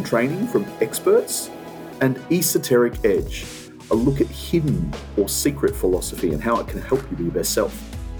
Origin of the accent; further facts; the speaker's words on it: Australia; I'm an Australian